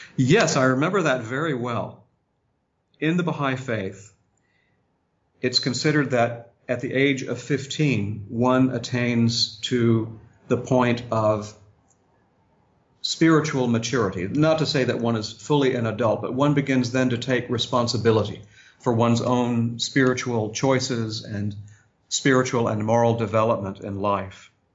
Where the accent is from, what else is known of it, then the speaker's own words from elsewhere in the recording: Augusta, Georgia, United States; moved away; also born or lived in Harrisonburg, Virginia / Wilmette, Illinois; for most of my childhood, I grew up there in Augusta, Georgia